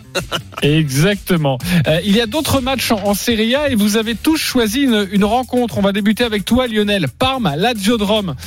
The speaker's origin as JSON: {"language": "French", "country": "France", "said": "chez nous français, chez nous en France"}